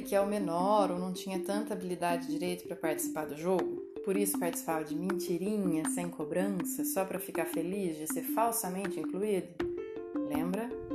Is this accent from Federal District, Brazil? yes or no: no; Minas Gerais, Brazil; now in São Paulo state, Brazil; como boa mineira